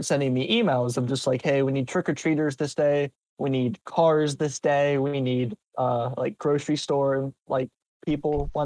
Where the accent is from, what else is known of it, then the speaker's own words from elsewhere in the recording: Baton Rouge, Louisiana, United States; moved away as an adult; now in Savannah, United States; I grew up in Baton Rouge, Louisiana